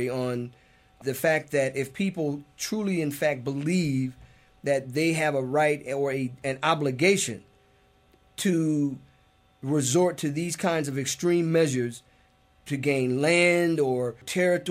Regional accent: United States; As an American Muslim

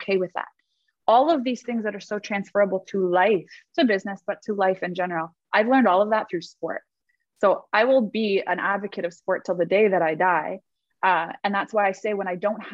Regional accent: Toronto, Ontario, Canada; I grew up in Toronto, Canada.

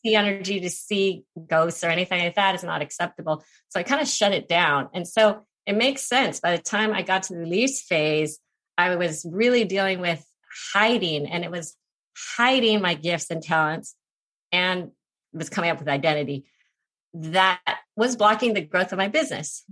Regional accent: United States; I'm Asian American

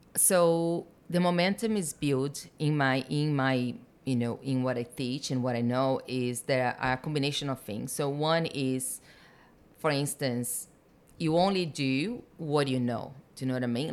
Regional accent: Brazil; moved away as an adult; I was born in Brazil, been here for seventeen

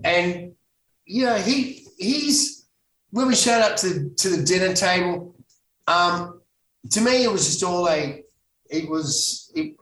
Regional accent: Sydney, New South Wales, Australia; also born or lived in Los Angeles, United States; I'm a Bondi boy.

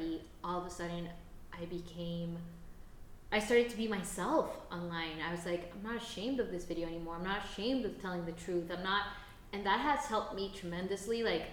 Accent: Costa Rica; English is a second language; we grew up in Costa Rica? Growing up in Latin America

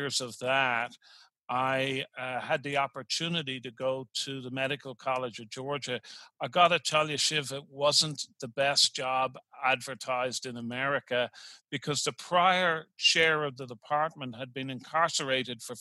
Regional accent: Dublin, Leinster, Ireland; now in Richmond, United States; Here I am in Richmond, Virginia, and I'm originally from Dublin, Ireland.

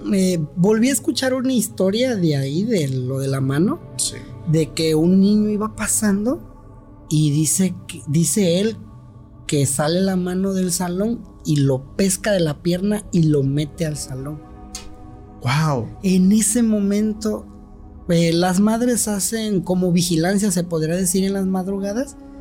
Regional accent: Tuxtepec, Oaxaca, Mexico; also born or lived in Guadalajara; he vivido toda mi vida aquí en Tustepec

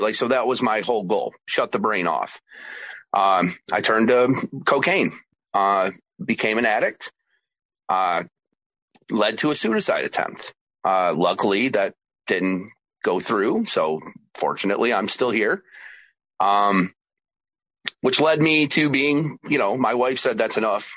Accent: New York, United States; also born or lived in Georgia; my home state of New York

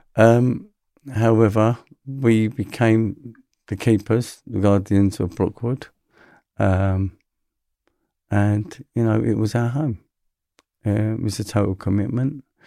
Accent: London, United Kingdom; I'm a London boy, so I grew up in London.

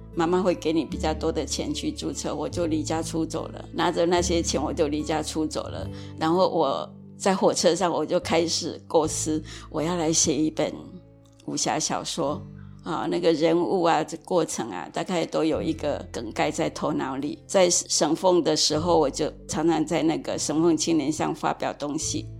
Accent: Kaohsiung, Taiwan; 我的出生地是高雄的仁武乡。

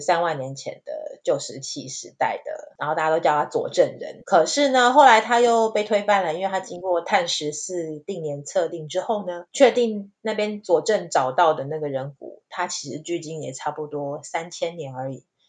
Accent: Taiwan; 我们都是台湾人

